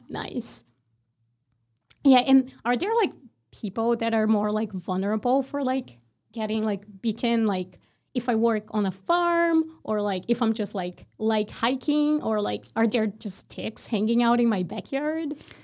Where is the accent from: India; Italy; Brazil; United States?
Brazil; moved away; I'm from Brazil